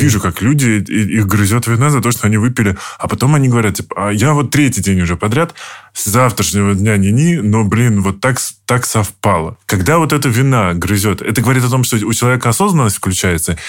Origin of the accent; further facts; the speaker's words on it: Moscow Oblast, Russia; я из Подмосковья